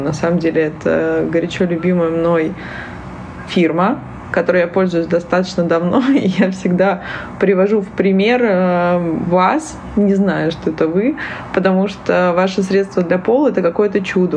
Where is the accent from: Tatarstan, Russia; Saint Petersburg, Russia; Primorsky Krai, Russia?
Saint Petersburg, Russia; moved away; я из Петербурга, я очень часто езжу домой